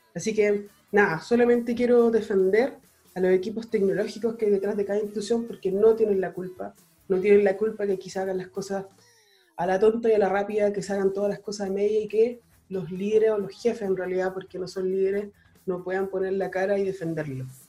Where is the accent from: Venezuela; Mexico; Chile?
Chile; somos chilenos